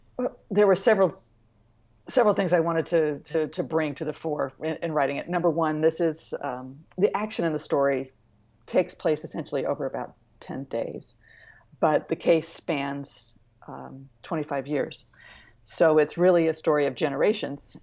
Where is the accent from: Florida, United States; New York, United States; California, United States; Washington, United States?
California, United States; Santa Barbara; also born or lived in Bay Area; I grew up in Santa Barbara